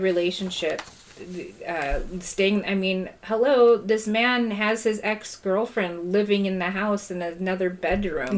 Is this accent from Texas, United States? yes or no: no; Southern California, United States; now in Kansas, United States; I grew up in California